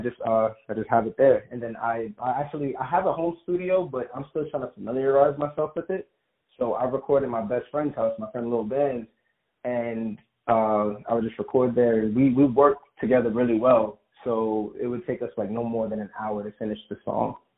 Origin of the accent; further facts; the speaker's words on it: New York City, New York, United States; moved away; also born or lived in Long Island, New York; born and raised in Brooklyn, New York, but then I moved out to Long Island for a little more than half my life